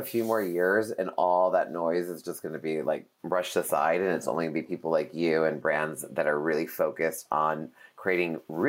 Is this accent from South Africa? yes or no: no; New York, United States; moved away as an adult; now in Los Angeles, United States; for me being a New Yorker, now being in LA 13 years